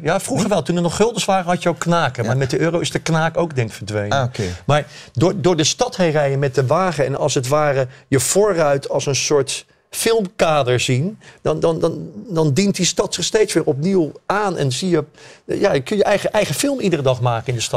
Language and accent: Dutch; Rotterdam, South Holland, Netherlands; Ik ben geboren en getogen in Rotterdam, ik ben van 1957